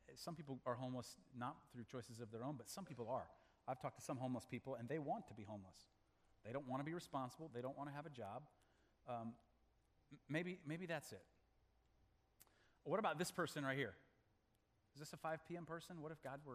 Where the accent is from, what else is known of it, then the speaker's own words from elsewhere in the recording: Malawi; moved away; I was born in Malawi, Africa